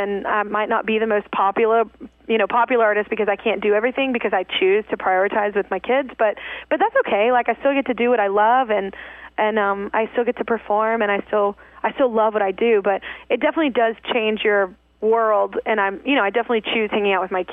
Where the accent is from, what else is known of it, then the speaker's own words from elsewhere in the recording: Burleson, Texas, United States; accent: country; moved away; also born or lived in Fort Worth, Texas; I was born in Fort Worth, but I was raised in Burleson, right outside